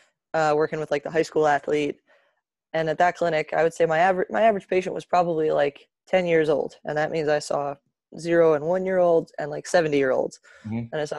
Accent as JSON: {"language": "English", "region": "New Jersey", "country": "United States", "tie": "born or raised there", "also_born_or_lived": "Boston", "said": "I'm from New Jersey, born and raised here"}